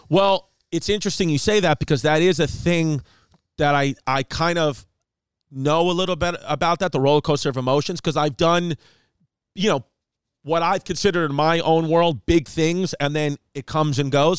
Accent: United States; I'm an American

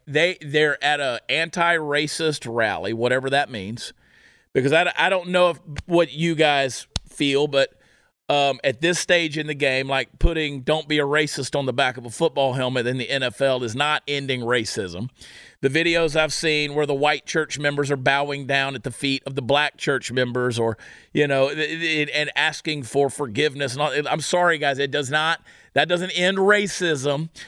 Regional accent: United States; I'm an American

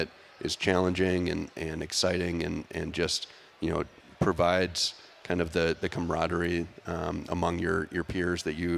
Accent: Bloomington, Minnesota, United States; moved away as an adult; to be back in my home state, I grew up in Bloomington, right down the road

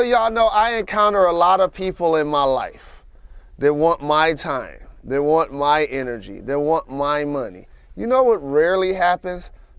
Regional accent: Detroit, Michigan, United States; what I appreciate about my hometown

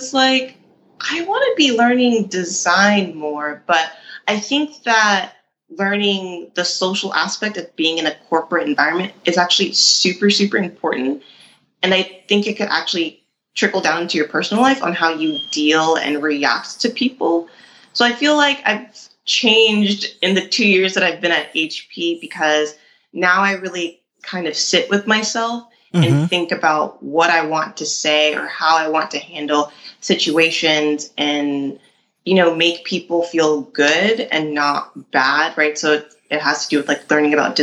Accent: Atlanta, Georgia, United States; moved away as an adult; now in San Diego, United States; I grew up in Atlanta

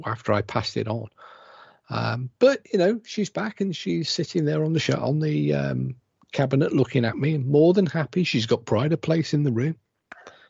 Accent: England, United Kingdom; now in Wales, United Kingdom; I'm English

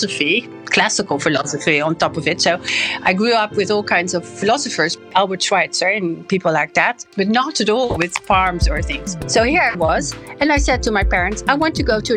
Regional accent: Brussels, Brussels-Capital Region, Belgium; accent: French; moved away as an adult; also born or lived in Wageningen, Netherlands; now in Netherlands; I grew up not in the Netherlands, but mainly in Brussels, in quite easy circumstances.

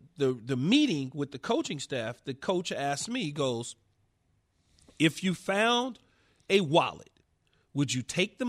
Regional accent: Los Angeles, California, United States; I'm a poor guy growing up in South Los Angeles in an apartment building with 20 people in a two-bedroom.

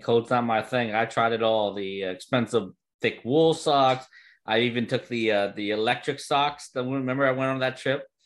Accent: New Jersey, United States; I'm from Jersey, so I know what combat fishing is

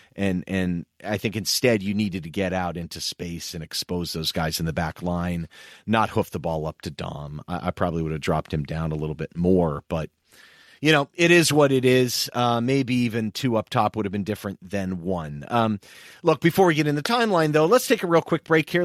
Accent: United States; as an American

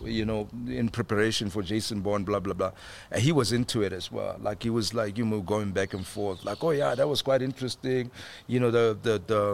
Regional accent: South Africa; as a South African actor

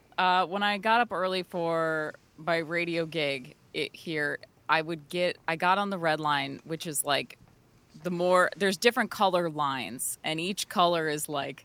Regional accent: Burnsville, Minnesota, United States; In Burnsville.

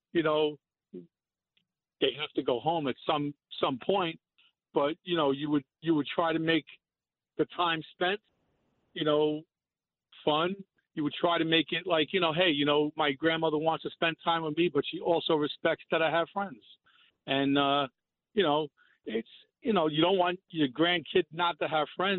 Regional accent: New York City, New York, United States; we grew up in Brooklyn

